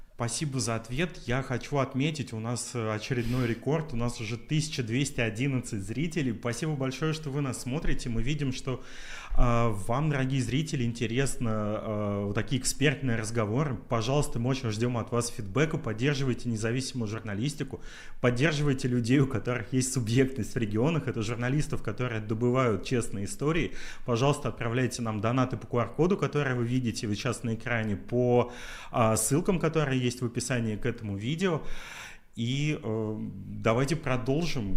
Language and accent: Russian; Chernozemye, Central Black Earth Region, Russia; мы с Катей из Черноземья